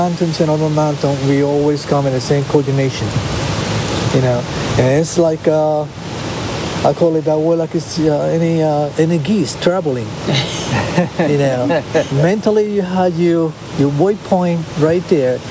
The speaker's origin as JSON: {"language": "English", "town": "Rincón", "country": "Puerto Rico", "tie": "born or raised there", "also_born_or_lived": "Ocean City, Maryland", "moved": "yes", "said": "My hometown, Rincon, Puerto Rico, is dedicated for sport"}